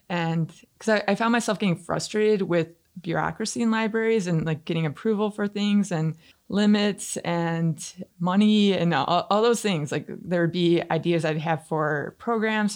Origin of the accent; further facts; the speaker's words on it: Canton, Michigan, United States; I grew up in Canton